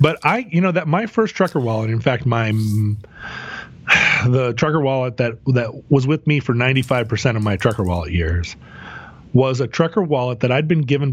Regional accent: the West, United States; growing up in the West

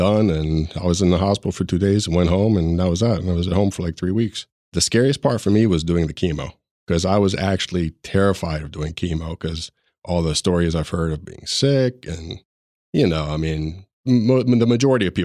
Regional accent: Harrisburg, Pennsylvania, United States; I'm from Harrisburg, Pennsylvania

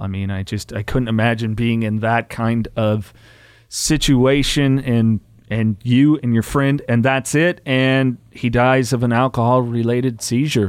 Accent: Salinas, California, United States; where I grew up, I was born in Salinas, California

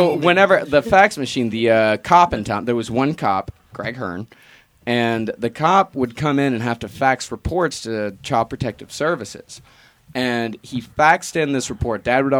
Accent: Texas, United States; There was a guy in Texas, my home state. Love you, Texas.

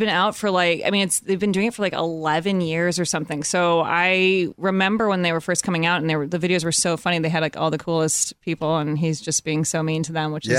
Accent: Evanston, Illinois, United States; moved away as an adult; now in Los Angeles, United States; I'm from Chicago. I grew up in Evanston, Illinois, right outside of Chicago. But yeah, I've been out here for like 10 years.

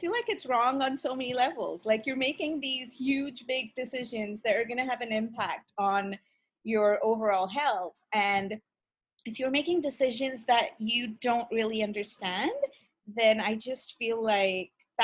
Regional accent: India; moved away as an adult; also born or lived in Russia / England; now in Ontario, Canada; I was born and brought up in India

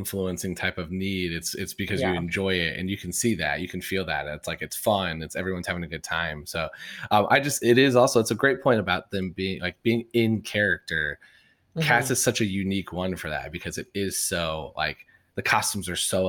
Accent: Midwest, United States; I'm from the Midwest

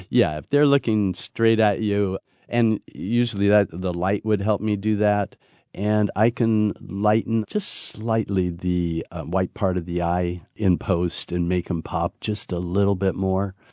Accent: Maasailand, Kenya; first language Maasai; English is a second language; that's in my masai language … i'm from Masailand in kenya

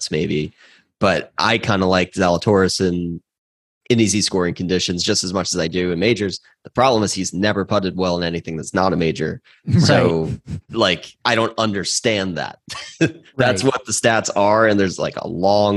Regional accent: Long Island, New York, United States; I grew up on Long Island

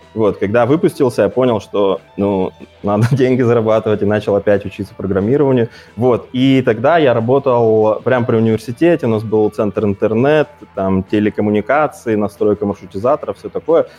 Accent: Kazakhstan; moved away as an adult; now in Omsk, Russia; я из Казахстана

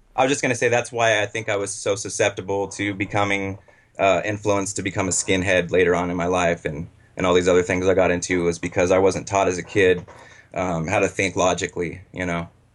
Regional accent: Los Angeles, California, United States; also born or lived in Butte County, California; I was born in Los Angeles, um, raised by my mom and my stepfather

